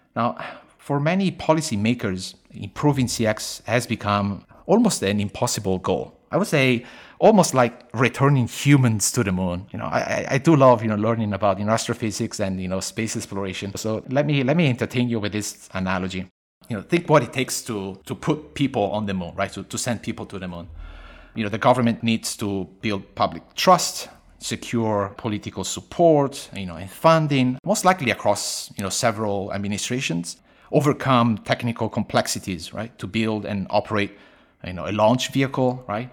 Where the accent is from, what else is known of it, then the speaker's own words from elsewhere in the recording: Italy; moved away as an adult; also born or lived in Beijing, China; now in Sydney, Australia; I was born and raised in Italy, uh, but I live most of my life, uh, outside of Italy. Fifteen plus years in China, uh, mostly Beijing